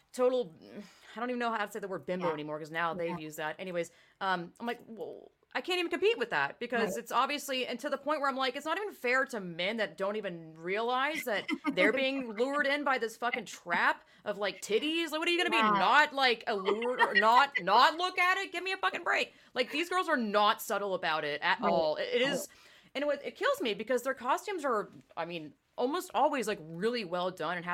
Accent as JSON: {"language": "English", "region": "the South", "country": "United States", "tie": "born or raised there", "said": "me growing up in the South"}